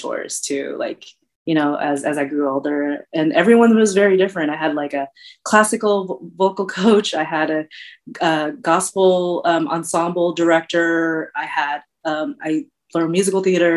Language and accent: English; Bay Area, California, United States; also born or lived in Luzon, Philippines / San Jose; I was born in Kansas City on the island of Luzon in the Philippines. I moved to San Jose back in the early 80s. And so I've been here for a really long time, really, really long time. I grew up in the Bay Area